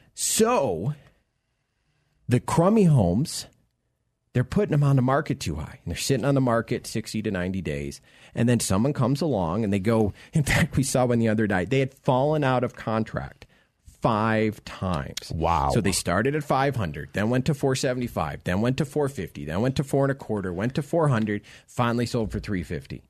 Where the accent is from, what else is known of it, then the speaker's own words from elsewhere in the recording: Florida, United States; now in Colorado, United States; I'm originally from Florida